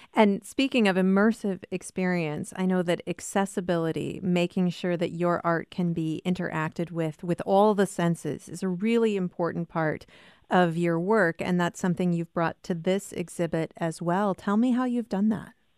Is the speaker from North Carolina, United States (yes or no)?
no; Cedar Falls, Iowa, United States; I grew up in Cedar Falls, Iowa